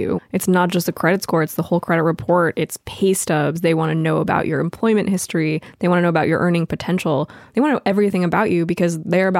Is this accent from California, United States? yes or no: yes; Los Angeles, California, United States; I grew up in Los Angeles